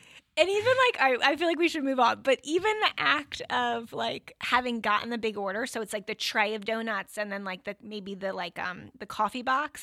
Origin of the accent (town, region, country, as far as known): New Jersey, United States; now in Connecticut, United States